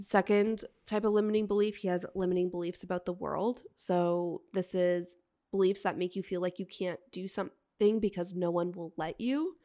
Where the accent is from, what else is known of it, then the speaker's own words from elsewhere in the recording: outside of Toronto, Ontario, Canada; the little white town I grew up